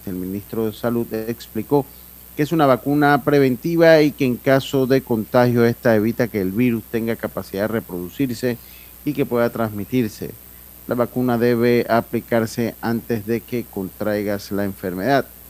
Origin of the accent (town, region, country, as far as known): Panama